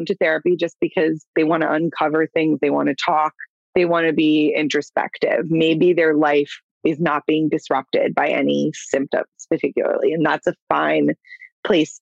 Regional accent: Clearwater, Florida, United States; I'm from Clearwater, born and raised

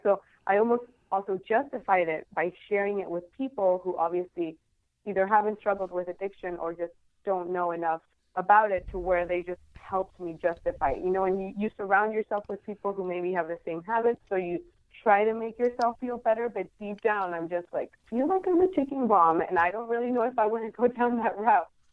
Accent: Guadalajara, Jalisco, Mexico; moved away as an adult; now in San Diego, United States; I am from originally from Mexico. I'm from Guadalajara is right in the middle of the country. But right now, I live in San Diego

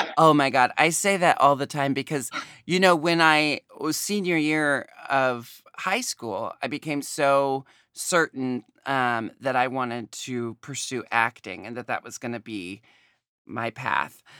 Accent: United States; growing up in America

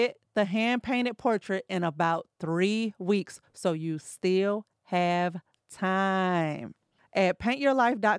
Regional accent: St. Louis, Missouri, United States; moved away; we're from St. Louis

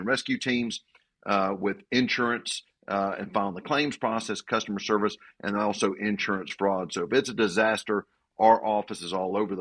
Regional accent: Panama City, Florida, United States; my hometown's Panama City, Florida

